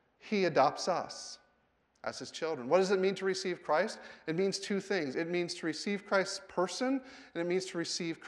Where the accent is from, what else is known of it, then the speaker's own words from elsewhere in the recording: Wisconsin, United States; I did not know God as my Father growing up in Wisconsin